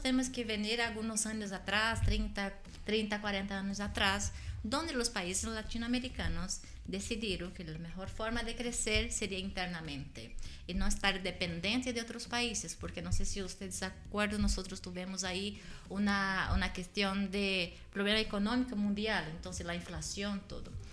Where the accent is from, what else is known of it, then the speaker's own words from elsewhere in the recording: Brazil; Spanish is a second language; moved away as an adult; now in Chile; Nací en Brasil